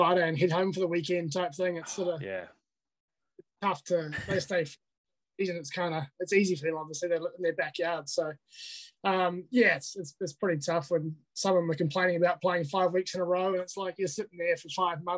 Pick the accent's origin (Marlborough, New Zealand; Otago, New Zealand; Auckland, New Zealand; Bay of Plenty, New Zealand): Bay of Plenty, New Zealand; Tauranga; also born or lived in Invercargill; that's where I was born. But I grew up in Tauranga